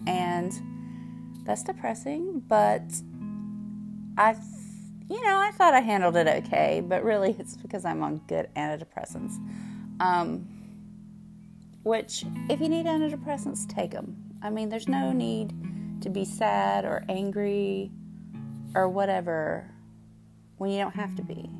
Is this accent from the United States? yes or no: yes; the South, United States; accent: Southern; I am from the South. You can probably tell from my accent